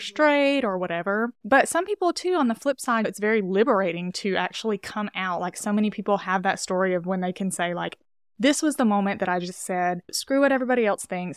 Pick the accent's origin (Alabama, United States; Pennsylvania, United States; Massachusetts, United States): Alabama, United States; Castleberry; moved away as an adult; also born or lived in Birmingham, Alabama; now in Los Angeles, United States; I'm originally from Alabama, from, like, a really rural town in Alabama